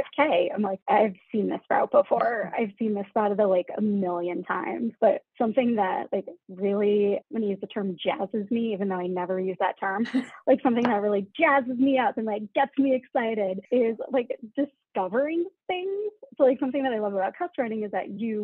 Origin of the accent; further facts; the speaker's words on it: Massachusetts, United States; now in Chicago, United States; I'm from Massachusetts originally